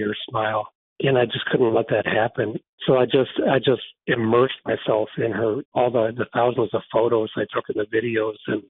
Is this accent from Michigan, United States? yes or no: yes; Frankenmuth, Michigan, United States; here in my hometown of Frankenmuth